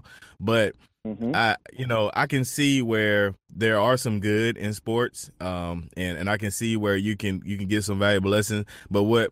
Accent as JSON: {"language": "English", "region": "North Carolina", "country": "United States", "moved": "yes", "lives_now": "South Carolina, United States", "said": "I'm originally from North Carolina."}